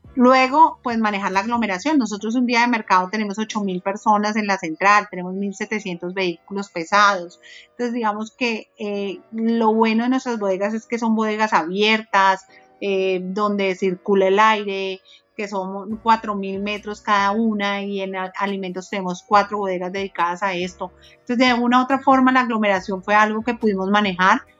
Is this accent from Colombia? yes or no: yes; Colombia; como colombianos